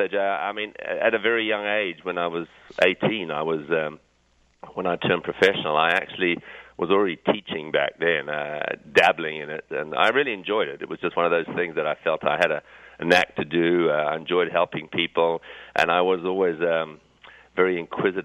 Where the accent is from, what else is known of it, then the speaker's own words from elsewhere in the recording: Zimbabwe; moved away; also born or lived in England; although I was born in England, I actually grew up in Southern Africa, in Rhodesia or Zimbabwe, as it is called now